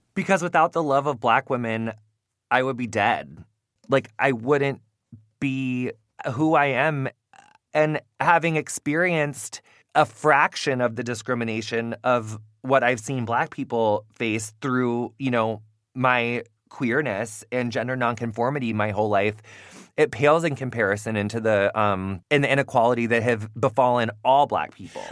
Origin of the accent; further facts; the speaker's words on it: Quincy, Illinois, United States; moved away; I come from Quincy, Illinois